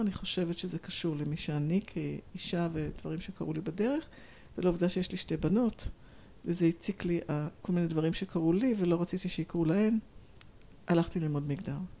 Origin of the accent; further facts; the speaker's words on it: Tel Aviv, Tel Aviv District, Israel; moved away as an adult; also born or lived in London / Hong Kong; אני מתל אביב, גדלתי בתל אביב, גרה בתל אביב